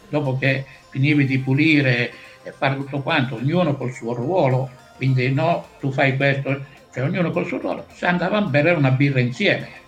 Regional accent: Priolo, Sicily, Italy; moved away; io vengo da Priolo, vicino a Siracusa, cioè, non sono stato mai fermo anche lì quindi è una cosa personale

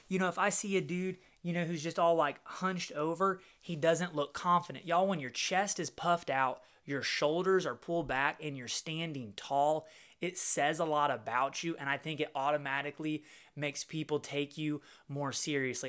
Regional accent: Little Rock, Arkansas, United States; Little Rock, Arkansas, which is my hometown

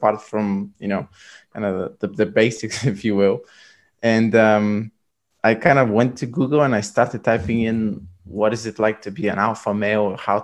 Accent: Bulgaria; moved away as an adult; also born or lived in London; I'm originally from Bulgaria

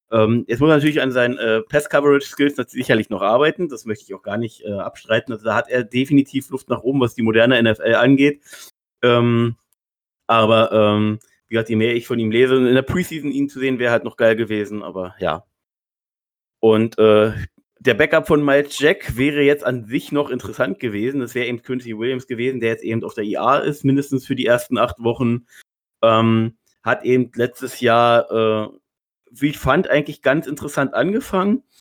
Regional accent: Berlin, Germany; Gerade als Berliner feiere ich sowas ja immer

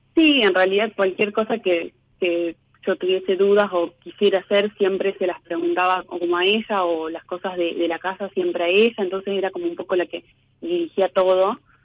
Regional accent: Laboulaye, Córdoba, Argentina; moved away as an adult; now in Córdoba, Argentina; De Córdoba.

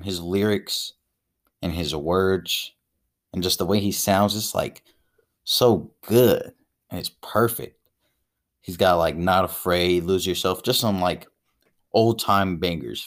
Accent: Dayton, Ohio, United States; I'm from Dayton, grew up on the east side of Dayton, moved around a little bit, apartment to apartment

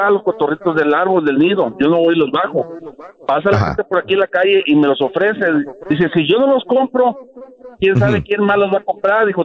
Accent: Ciudad Valles, San Luis Potosí, Mexico; now in McAllen, United States; yo soy de la Costaca Potosina, de Ciudad Valles.

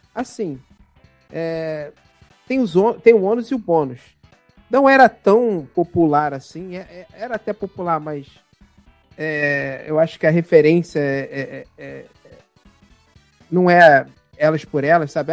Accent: Baixada Fluminense, Rio de Janeiro, Brazil; eu sou de uma cidade da Baixada Fluminense aqui

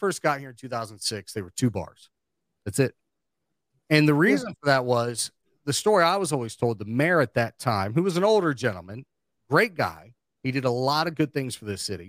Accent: Cincinnati, Ohio, United States; now in Charleston, West Virginia, United States; I'm from Ohio and I am from Cincinnati

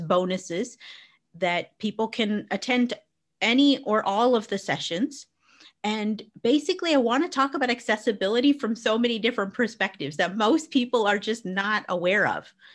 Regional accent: Arizona, United States; now in England, United Kingdom; I grew up in Arizona.

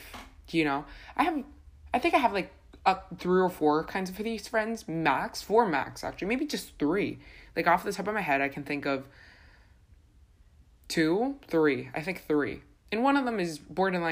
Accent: Honduras; moved away; I'm from Honduras

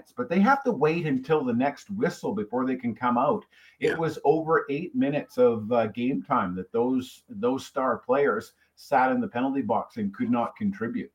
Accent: Canada; I'm a Canadian. I grew up watching hockey fights at nauseam

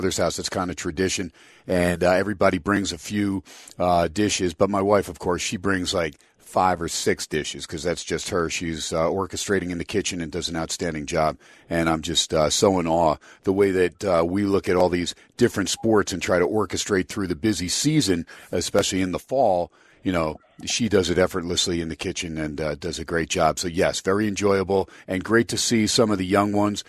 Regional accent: New Jersey, United States; now in Las Vegas, United States; the area that I grew up in North Jersey

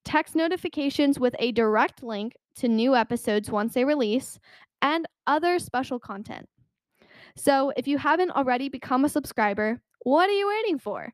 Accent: United States; an American citizen

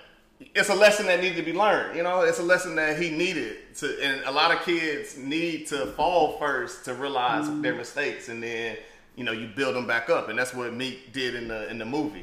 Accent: the South, United States; growing up in the South and like being a like kind of country boy, we grew up with dirt bikes and ATVs

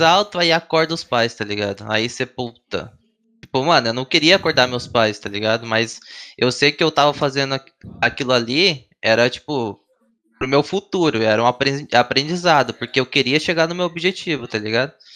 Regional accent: Foz do Iguaçu, Paraná, Brazil; moved away; eu sou de Foz do Iguaçu, Paraná, eu tinha um time lá que era cinco moleques de Foz

